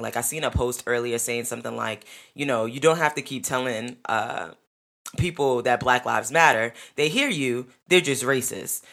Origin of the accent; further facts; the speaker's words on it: New York, United States; I'm a New Yorker.